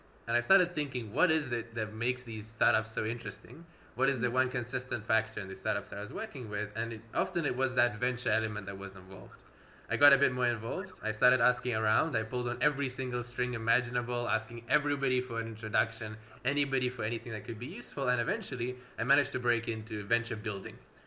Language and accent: English; Russia; also born or lived in Edinburgh; now in United Kingdom; I was born in Russia. I grew up with a Russian-Ukrainian family.